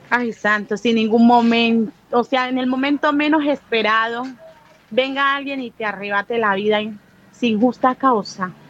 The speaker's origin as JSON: {"language": "Spanish", "town": "Buenaventura", "region": "Valle del Cauca", "country": "Colombia", "tie": "born or raised there", "said": "tengo 39 años, soy nacida y criada aquí en Buenaventura y en este sector."}